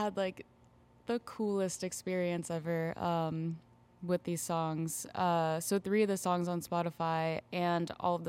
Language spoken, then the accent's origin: English; Tampa, Florida, United States; Yeah, I grew up in the Tampa Bay area as well.